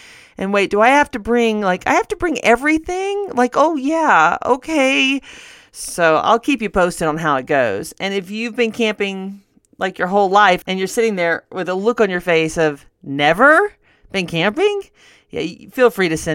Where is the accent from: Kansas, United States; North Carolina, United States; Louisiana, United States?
Louisiana, United States; Northwest; now in Denver, United States; I grew up in Northwest Louisiana